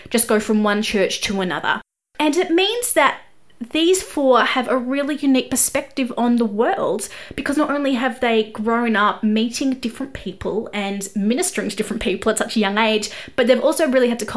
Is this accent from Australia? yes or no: yes; Australia; accent: Australian; I am an Australian music journalist